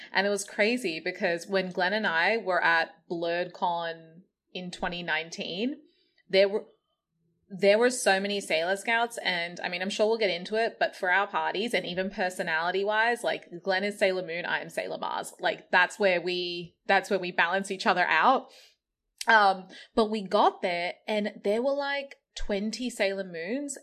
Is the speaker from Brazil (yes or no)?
no; Australia; growing up in Australia